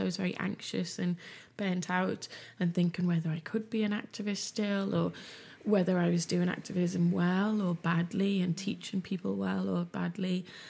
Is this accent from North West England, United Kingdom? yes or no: yes; Liverpool, North West England, United Kingdom; I grew up in West Everton in Liverpool in the eighties in a very low-income area